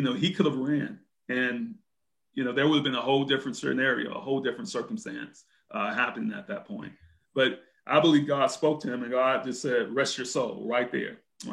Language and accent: English; Brunswick, Georgia, United States; Brunswick, Georgia.